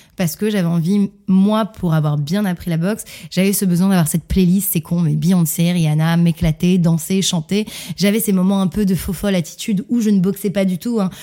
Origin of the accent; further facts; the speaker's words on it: Montreal, Quebec, Canada; je suis née à Montréal, au Canada